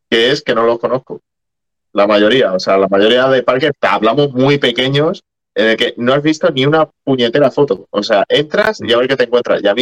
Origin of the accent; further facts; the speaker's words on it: Spain; yo venimos de España, solo nos queda esta, es el final del viaje